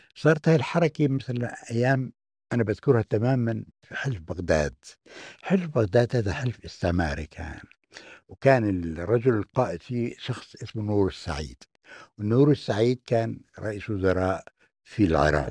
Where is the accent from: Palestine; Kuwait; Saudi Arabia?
Palestine; Jenin, West Bank; moved away as an adult; now in Germany; أنا من بلدي اسمها جنين